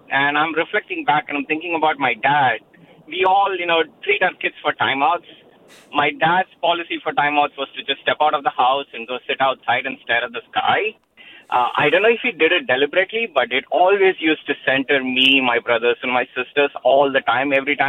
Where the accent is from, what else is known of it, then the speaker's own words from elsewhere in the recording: India; now in Fremont, United States; I grew up in India and in some remote parts of my state where I grew up where, you know, it was difficult to find light if you wanted to, but we always took the night sky for granted.